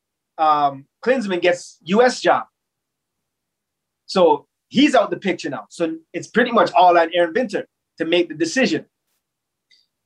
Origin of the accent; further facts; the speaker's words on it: Toronto, Ontario, Canada; in my hometown